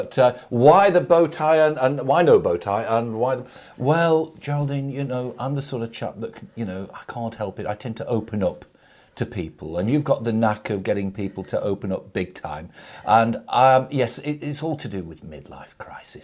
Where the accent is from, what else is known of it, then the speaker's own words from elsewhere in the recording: Nelson, North West England, United Kingdom; Nelson in Lancashire